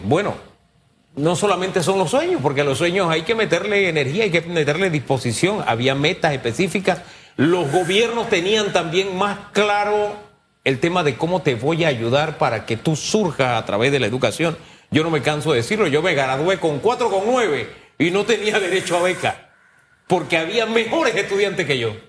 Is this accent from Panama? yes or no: yes; San Miguelito, Panama; yo crecí, gran parte de mi niñez fue en San Miguelito, en el Valle de San Isidro, en calle E, detrás de Boca de Lobo